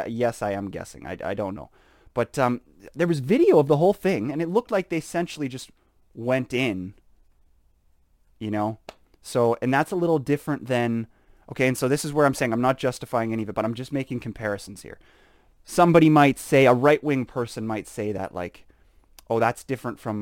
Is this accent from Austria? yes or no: no; Canada; we're proud to be Canadian. I think that Saskatchewan is the best province in Canada.